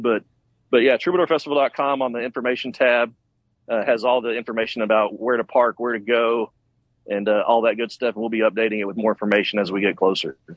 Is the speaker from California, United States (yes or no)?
no; Tyler, Texas, United States; I'm from Tyler, Texas